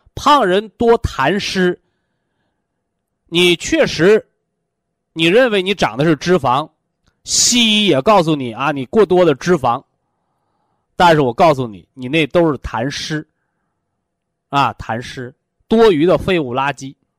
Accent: China; 这就是我们中国人的智慧

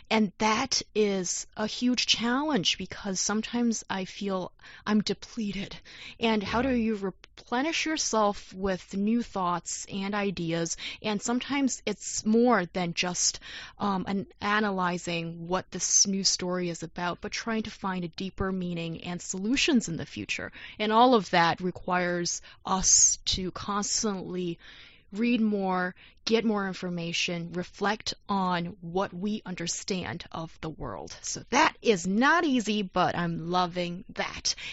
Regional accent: South China, China; English is a second language; from South China.

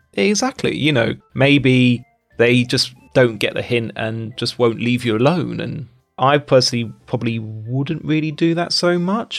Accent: United Kingdom; moved away as an adult; now in China; Being British

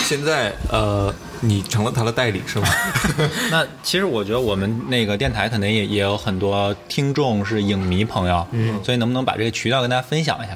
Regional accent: Northeast China, China; 我们老家那种，东北人

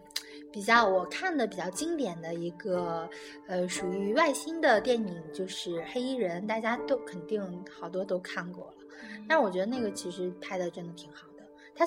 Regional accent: China; 嗯，这也让我们中国人感觉看片子的时候，

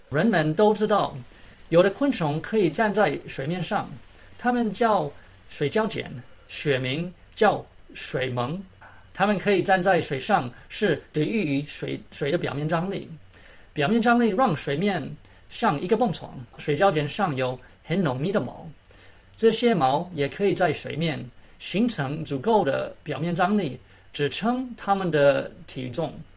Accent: Maryland, United States; Chinese is a second language; moved away as an adult; now in Atlanta, United States; 我从小在马里兰长大，我很幸运考进了自由班

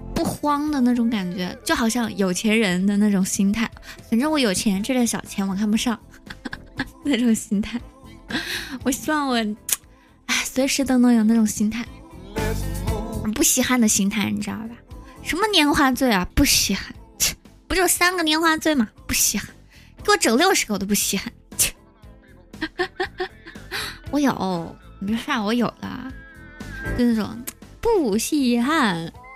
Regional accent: Yueyang, Hunan, China; also born or lived in Nanjing; now in Changsha, China; 我是湖南的，才说了我老家是岳阳的

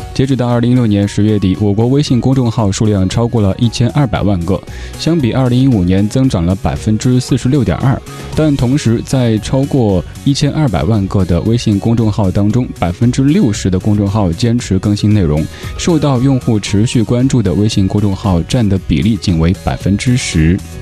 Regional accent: Chengdu, Sichuan, China; 我的家乡成都

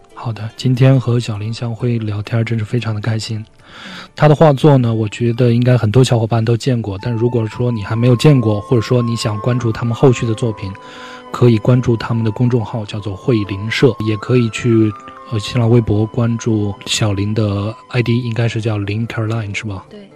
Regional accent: birthplace of Huaiyang cuisine, Jiangsu, China; moved away; 我的故乡在淮扬菜的发源地

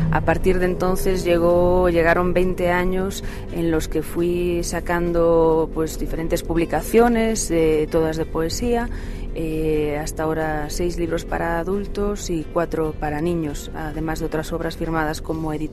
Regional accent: Santiago de Compostela, Galicia, Spain; Pues yo nací en Santiago de Compostela, en la capital de Galicia, soy gallega

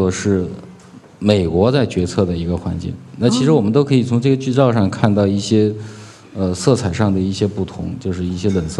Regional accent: China; 如果说我们中国人自己的风格，其实只要是我们中国人拍的，因为我们的文化传统，因为我们的历史就有我们的独特性

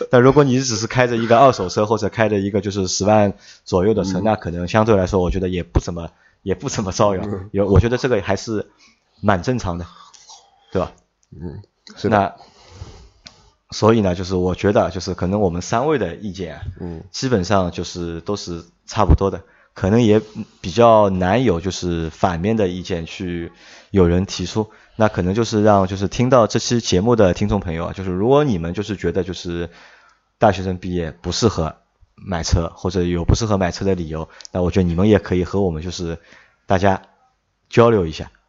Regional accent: China; 可能我们中国人的传统是

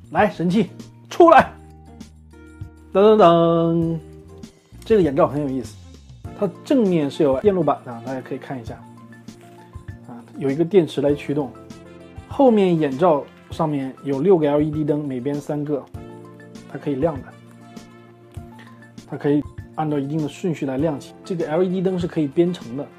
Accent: China; 我们中国人也有这样的说法，对吧？

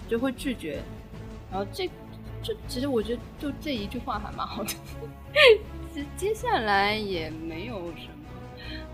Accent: China; 我们中国人想象力还蛮丰富的

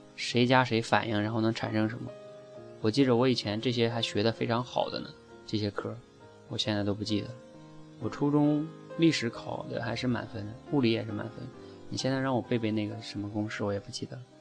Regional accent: China; 我们中国人

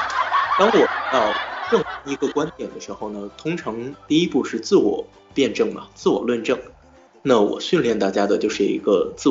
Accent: Nanjing, Jiangsu, China; also born or lived in Lanzhou; 我的家乡可以说的蛮多的，我是半个南京人，半个兰州人，还有一部分上海血统，一部分河北血统。

